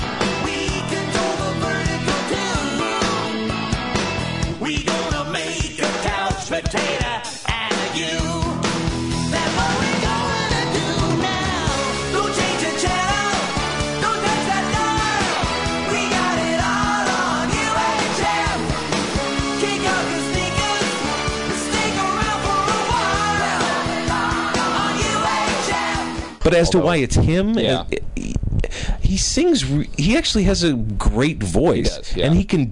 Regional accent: Chicago, Illinois, United States; moved away; also born or lived in California; I'm from Chicago, so we went back, and so it was like, went back to, like, my childhood neighborhood theater

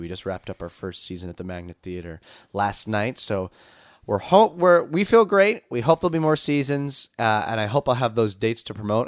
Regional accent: Long Island, New York, United States; I'm from Long Island

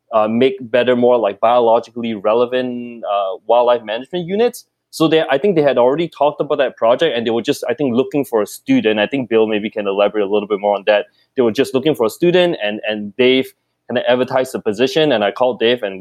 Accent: Singapore; moved away as an adult; also born or lived in Kelowna, Canada / Edmonton, Canada; now in Canada; I grew up in Singapore

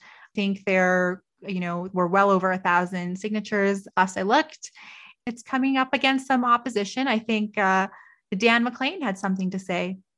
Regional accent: Toronto, Ontario, Canada; also born or lived in Vancouver; now in Calgary, Canada; I grew up in Toronto. I lived in Vancouver.

